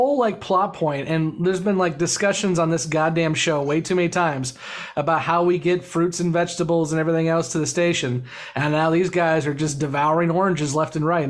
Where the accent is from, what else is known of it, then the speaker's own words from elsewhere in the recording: United States; Mike, we're American.